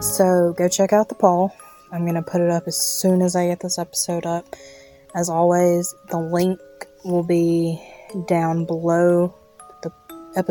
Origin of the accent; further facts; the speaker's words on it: Mississippi, United States; This is from my home state.